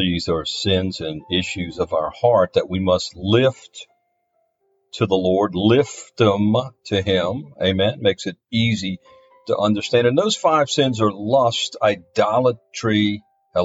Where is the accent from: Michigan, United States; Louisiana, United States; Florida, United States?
Louisiana, United States; my home state, Louisiana